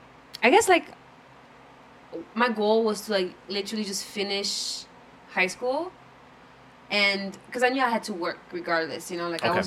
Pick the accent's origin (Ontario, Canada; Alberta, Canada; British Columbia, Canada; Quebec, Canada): Quebec, Canada; Montreal; also born or lived in Germany / Toronto, Canada; So I was born in Germany, and then I went to Toronto first, and then we moved to Montreal.